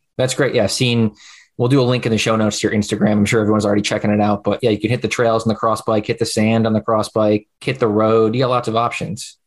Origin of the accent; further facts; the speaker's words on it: Utica, New York, United States; I'm from Utica